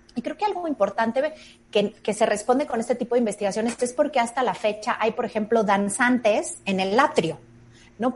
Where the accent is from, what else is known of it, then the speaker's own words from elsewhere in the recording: Mexico; esa fusión que realmente somos los mexicanos